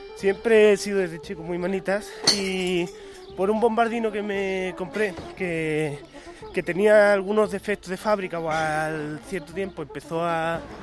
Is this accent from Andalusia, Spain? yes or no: yes; Málaga, Andalusia, Spain; soy un chico de Málaga